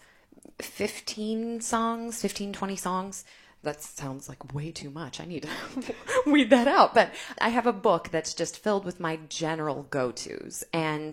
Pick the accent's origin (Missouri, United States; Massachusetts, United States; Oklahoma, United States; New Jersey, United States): Missouri, United States; Festus; also born or lived in New York; now in St. Louis, United States; I am from Festus, which is about an hour south of here